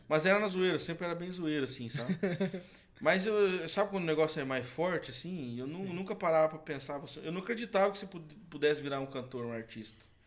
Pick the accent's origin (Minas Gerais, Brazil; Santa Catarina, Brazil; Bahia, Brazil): Santa Catarina, Brazil; Canoinhas; also born or lived in Curitiba; Na verdade, eu nasci em Curitiba, mas fui criado em Santa Catarina. Hum. Na cidade ali que é até perto, no, no norte de Santa Catarina